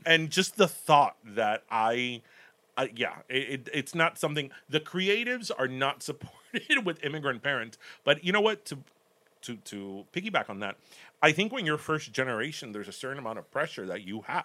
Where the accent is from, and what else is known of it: Miami, Florida, United States; born or raised there; first language Spanish; English is a second language; also born or lived in Cuba / Michigan